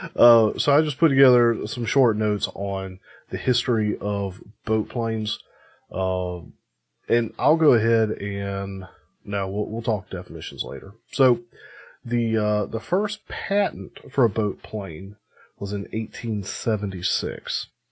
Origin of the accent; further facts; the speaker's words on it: United States; I'm American